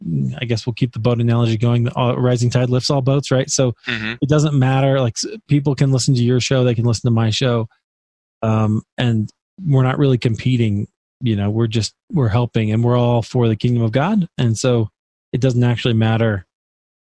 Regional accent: Des Moines, Iowa, United States; my hometown where I'm from, in Des Moines, Iowa.

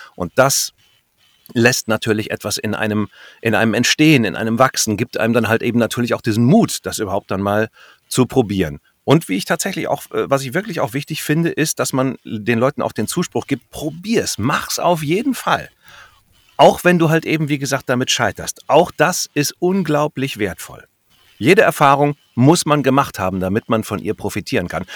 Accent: North Rhine-Westphalia, Germany; moved away; da in Westfalen, wo ich herkomme

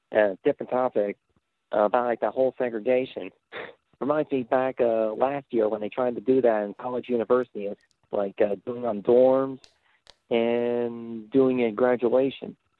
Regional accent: Indiana, United States; I'm about like an hour away from Chicago. I'm from Indiana

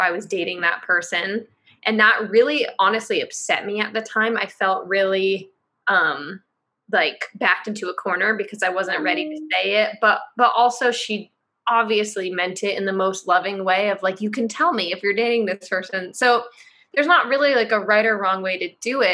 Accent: Marin County, California, United States; also born or lived in San Francisco Bay Area; I grew up in Marin County, which is a super liberal place.

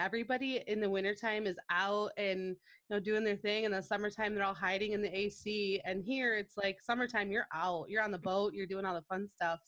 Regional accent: Grand Rapids, Michigan, United States; I'm born and raised in Grand Rapids

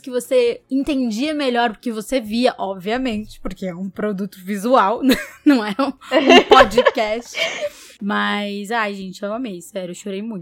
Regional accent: Brazil; a gente é brasileiro, né?

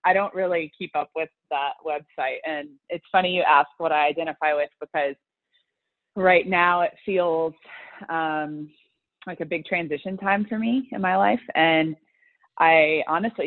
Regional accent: the South, United States; I grew up in the South.

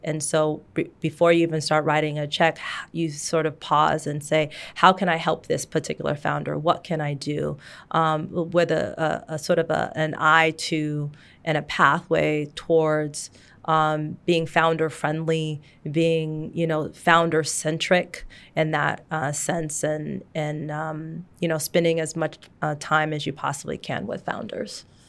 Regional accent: Seattle, Washington, United States; I grew up in Seattle in the shadows of Microsoft and Amazon and Starbucks

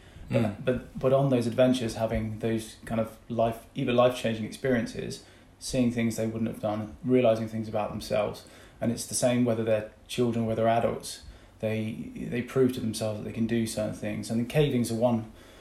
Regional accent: Devon, South West England, United Kingdom; also born or lived in Eastbourne; we grew up in Devon, so I had Dartmoor and had the sea kind of on my doorstep

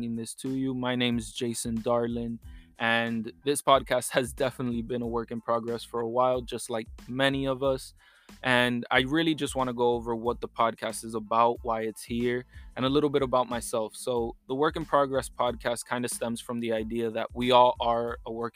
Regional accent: New York City, New York, United States; now in Miami, United States; I'm from New York City, but I live here in Miami

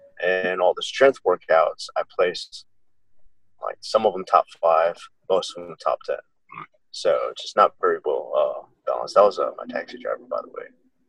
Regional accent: South Korea; I grew up mostly in Korea. My dad was in the Army. Mm-hmm. So he was stationed here in Korea, which is where you met my mom. Mm. I graduated from Osan American High School, which is in Korea. So everything I did was in Korea.

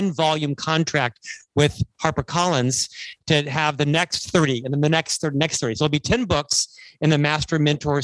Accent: Winter Park, Florida, United States; moved away as an adult; now in Utah, United States; I was actually born and raised in Winter Park, Florida

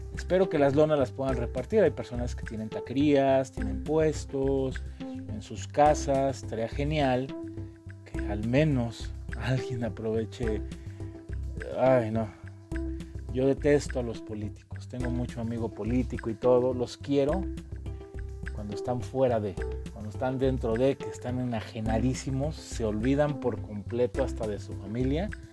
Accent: Mexico; nosotros como mexicanos

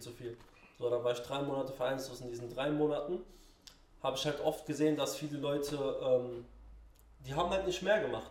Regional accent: Mainz, Rhineland-Palatinate, Germany; moved away as an adult; now in Berlin, Germany; ich bin in Finden aufgewachsen.

